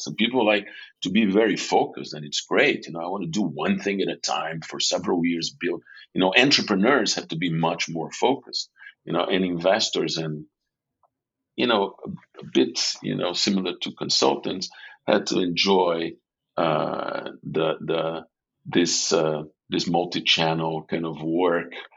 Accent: São Paulo, Brazil; I was born and raised in in São Paulo, in, Brazil

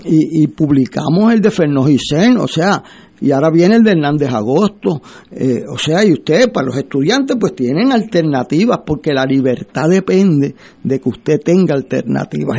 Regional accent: Puerto Rico; como puertorriqueño

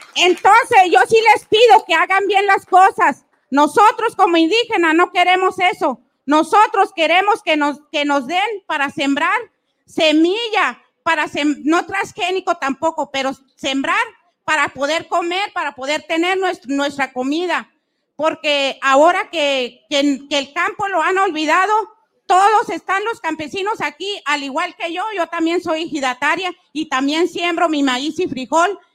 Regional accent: Chihuahua, Mexico; yo soy del estado de Chihuahua y soy 100% rarámuri

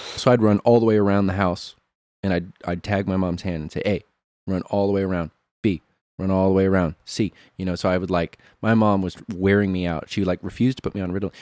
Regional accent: Monmouth, Illinois, United States; I was born in Monmouth, Illinois.

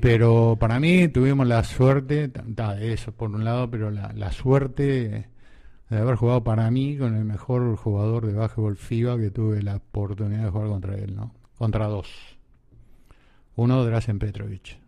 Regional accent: Uruguay; also born or lived in Argentina; somos 3 millones de habitantes, ¿no? Este, 3 millones y medio. Este, y es bravo, porque somos descendientes de Tano y, de, españoles

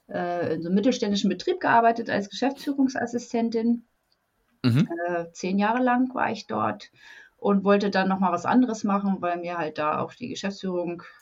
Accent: Lower Saxony, Germany; Also, ja, ich bin aus der Nähe von Hannover. Ich wohne in so einem 6000 Einwohner Dörfchen seit mein

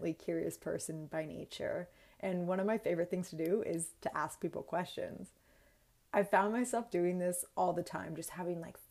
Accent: Bay Area of California, United States; born or raised there; moved away as an adult; also born or lived in Orange County, California / Los Angeles / Sydney, Australia

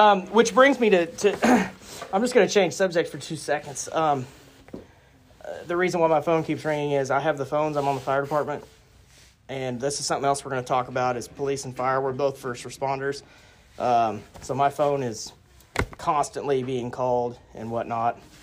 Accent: Piedmont, Oklahoma, United States; I'm from Piedmont, Oklahoma, um, born and raised

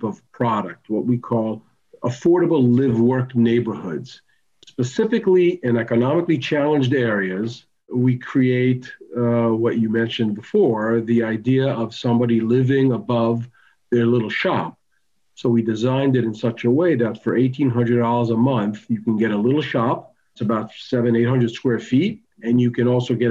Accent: United States; also born or lived in Tel Aviv, Israel; we emigrated to the United States when I was 10 years old and grew up over here

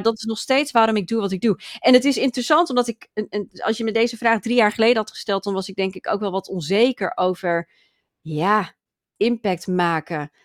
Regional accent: Friesland, Netherlands; ik kom uit Friesland.

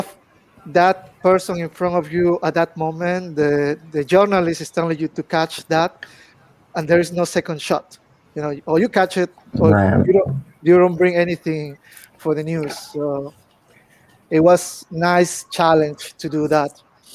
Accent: Peru; English is a second language; moved away as an adult; now in China; Well, I'm from Peru. I born in Peru.

